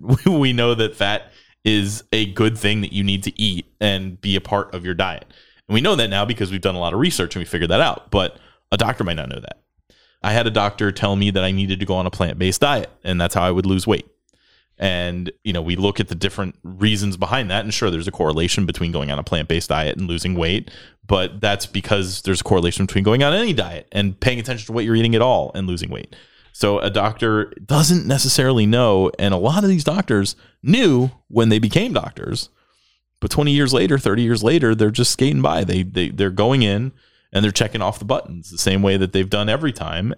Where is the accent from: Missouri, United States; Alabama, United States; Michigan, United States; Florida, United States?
Florida, United States; now in Texas, United States; I grew up in Florida